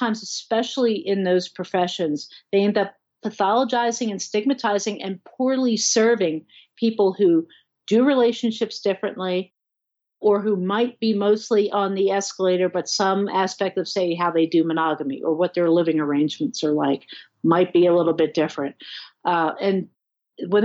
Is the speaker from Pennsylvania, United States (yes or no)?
no; New Jersey, United States; moved away as an adult; now in Colorado, United States; I'm from Jersey